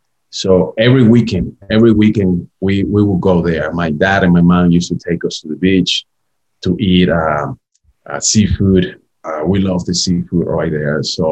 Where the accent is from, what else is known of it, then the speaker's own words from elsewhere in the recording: Caracas, Capital District, Venezuela; English is a second language; moved away as an adult; also born or lived in Spain / Barcelona; I was born in Caracas, Venezuela. I was in Venezuela. You know, my family is from there. I'm from Caracas, Venezuela, pretty much.